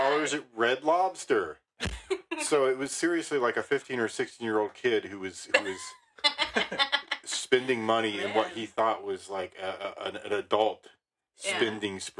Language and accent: English; Maine, United States; I was born in Maine.